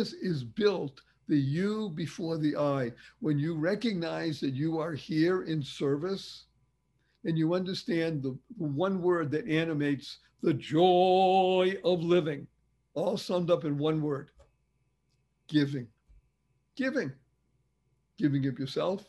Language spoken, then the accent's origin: English; Boston, Massachusetts, United States; I grew up in Boston, Massachusetts